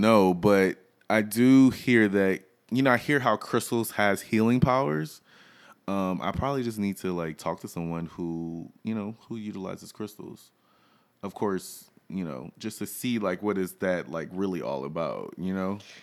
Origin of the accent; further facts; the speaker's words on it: Louisiana, United States; I am from Louisiana